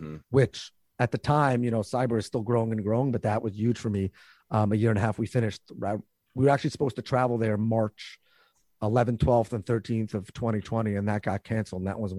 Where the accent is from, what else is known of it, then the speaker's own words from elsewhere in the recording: New York, United States; First of all, I just want to say, as a New Yorker, I wasn't going to ruin your intro